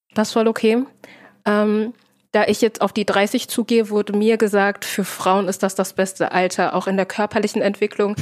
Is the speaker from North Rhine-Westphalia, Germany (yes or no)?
yes; Herne, North Rhine-Westphalia, Germany; ich komme aus Herne, Kranger Kirmes